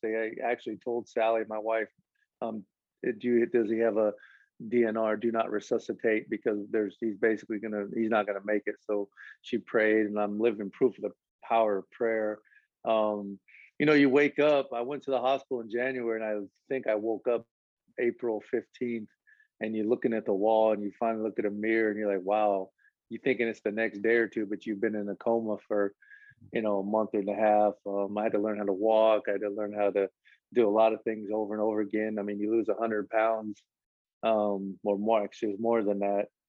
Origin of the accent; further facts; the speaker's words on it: Lincoln, Nebraska, United States; now in Rio Grande Valley, United States; I'm from Lincoln, Nebraska, but I claim the Valley, man.